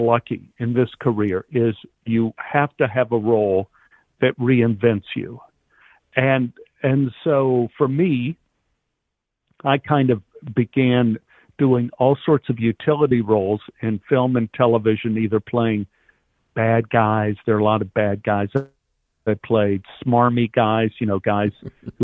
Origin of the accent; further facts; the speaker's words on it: Texas, United States; growing up in Texas